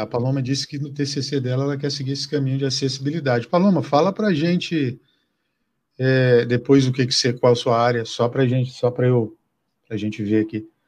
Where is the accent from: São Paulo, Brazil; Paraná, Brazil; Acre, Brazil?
Acre, Brazil; moved away; lá no Acre, lá de onde eu sou